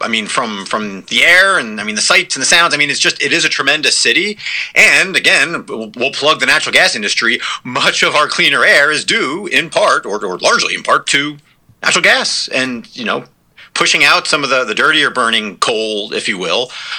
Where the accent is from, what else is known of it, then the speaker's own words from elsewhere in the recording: New Jersey, United States; moved away as an adult; now in Pittsburgh, United States; I'm from New Jersey